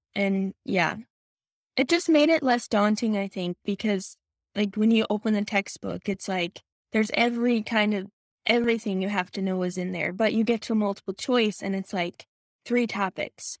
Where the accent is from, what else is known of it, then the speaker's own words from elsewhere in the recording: Michigan, United States; moved away; I'm originally from Michigan